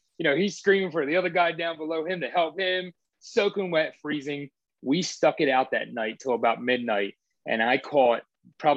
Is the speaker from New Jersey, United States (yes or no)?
yes; New Jersey, United States; growing up in New Jersey